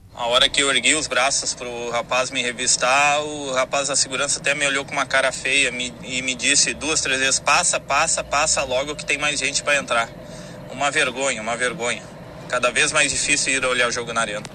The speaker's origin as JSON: {"language": "Portuguese", "town": "Santa Maria", "region": "Rio Grande do Sul", "country": "Brazil", "said": "sou de Santa Maria"}